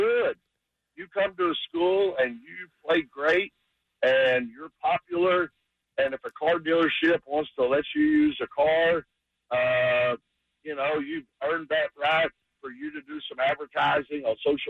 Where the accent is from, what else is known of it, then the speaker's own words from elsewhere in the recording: Dallas, Texas, United States; moved away; I grew up in Dallas